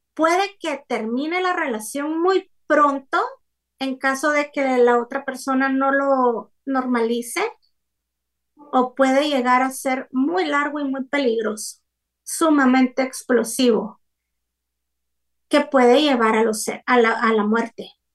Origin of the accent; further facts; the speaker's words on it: Guatemala; soy de Guatemala y vivo en Guatemala